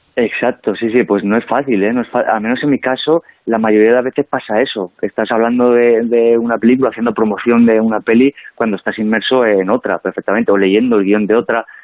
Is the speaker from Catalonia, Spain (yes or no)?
no; El Provencio, Castilla-La Mancha, Spain; born or raised there; moved away